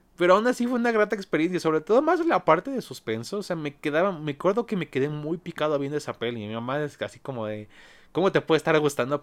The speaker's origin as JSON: {"language": "Spanish", "country": "Mexico", "said": "aquí en mi país México"}